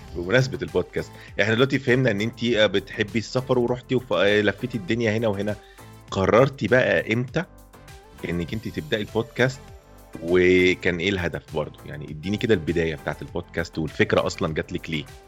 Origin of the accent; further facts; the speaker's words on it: Egypt; انا من مصر